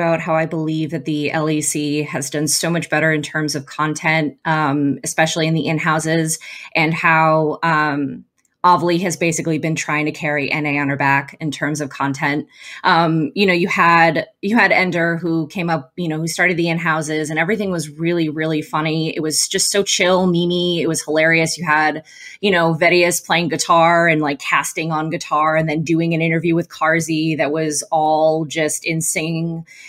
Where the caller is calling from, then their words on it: Dallas, Texas, United States; Dallas, Texas.